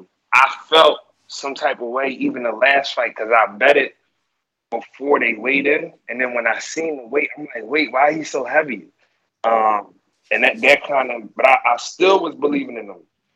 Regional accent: Philadelphia, Pennsylvania, United States; I'm from Philly, and that's all I got to say, man.

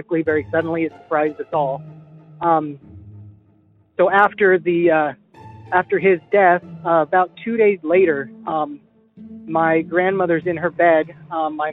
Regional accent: Idaho, United States; I'm from Idaho.

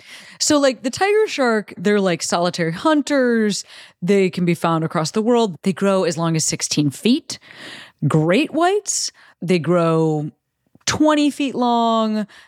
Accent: Illinois, United States; my home state of Illinois

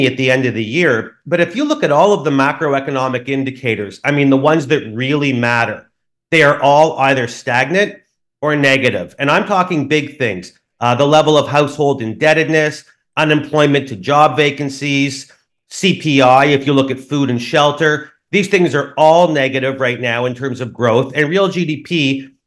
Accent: Canada; as a Canadian and as an economist

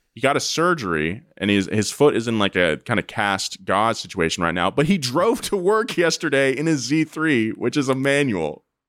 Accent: California, United States; I'm a Californian, so we already pronounce things strangely

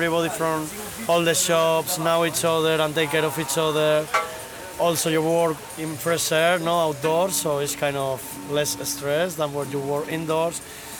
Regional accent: Spain; English is a second language; moved away; I'm Spanish

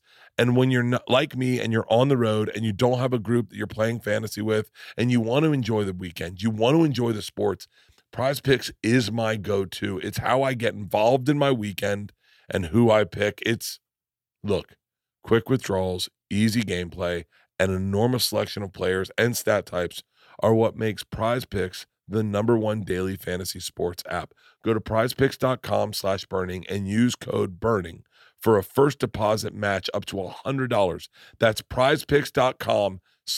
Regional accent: Tampa, Florida, United States; I grew up in Tampa

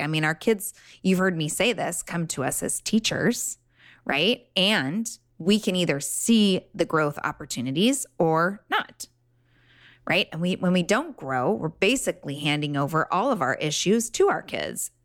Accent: Laguna Beach, California, United States; I grew up in Laguna

